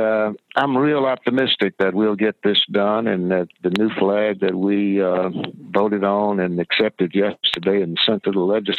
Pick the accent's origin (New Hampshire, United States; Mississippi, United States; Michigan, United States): Mississippi, United States; Jackson; I grew up here in Jackson, Mississippi, went to Tougaloo College, went to Ole Miss Law School, been a lawyer for 53 years